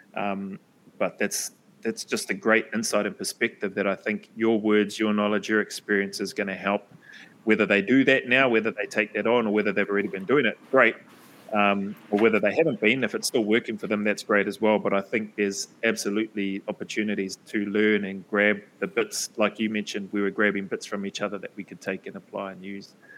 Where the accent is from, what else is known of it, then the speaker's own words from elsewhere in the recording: New Zealand; moved away; I'm from New Zealand.